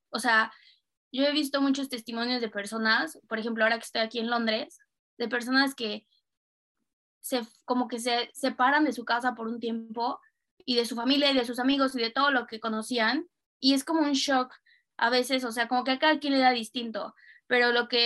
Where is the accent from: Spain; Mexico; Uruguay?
Mexico; Cuernavaca, Morelos; also born or lived in Mexico City, Mexico / Germany; Y ya vivía sola en Ciudad de México, pero iba los, los fines a Cuernavaca, que es de donde yo soy, a ver a mi familia